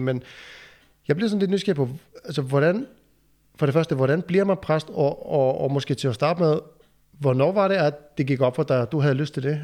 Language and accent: Danish; Iceland; now in Aarup, Denmark; jeg kommer jo fra Island, så, så jeg kommer faktisk langvej fra.